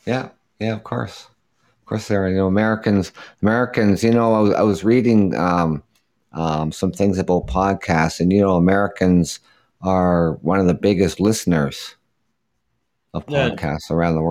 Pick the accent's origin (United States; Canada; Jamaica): Canada; Of course, I'm Canadian.